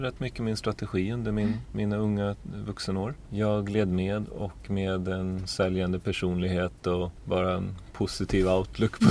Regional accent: Uppsala, Uppsala County, Sweden; så är jag född in i en eh, familj i Uppsala. Mor och far, båda lärare, växte upp där i en liten, ja man kan inte riktigt säga bysamhälle, men en liten, en liten ort

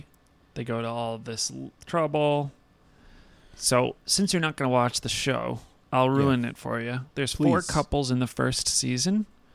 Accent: United States; My dad's family got here in the 1600s.

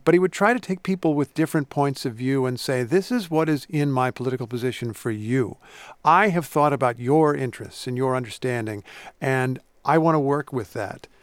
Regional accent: Indiana, United States; I grew up in Indiana, which is where Lincoln spent a lot of his youth

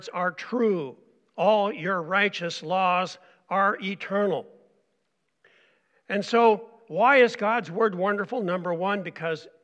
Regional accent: Oregon, United States; also born or lived in Montana / St. Paul, Minnesota; now in Reamer; I'm an Oregon boy. I grew up in Oregon

